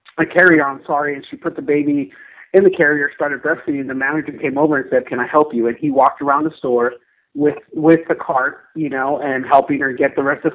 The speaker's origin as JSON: {"language": "English", "area": "Orange County", "region": "Southern California", "country": "United States", "tie": "born or raised there", "moved": "yes"}